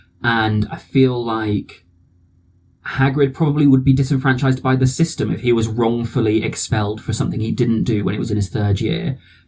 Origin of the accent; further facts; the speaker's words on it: South West England, United Kingdom; so I grew up in the Southwest, so everybody I grew up around talks a bit like this.